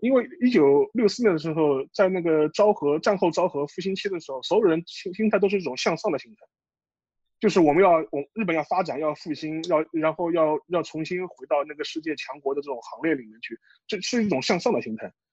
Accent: China; 至少是我那个年龄层的中国人

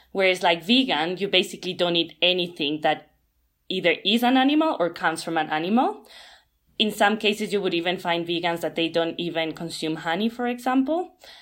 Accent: Ecuador; moved away; I come from Latin America, where it's like in Ecuador we basically eat meat almost every day

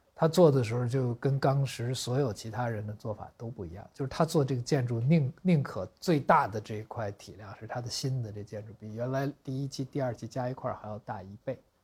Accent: Beijing, China; 北京的劈柴胡同

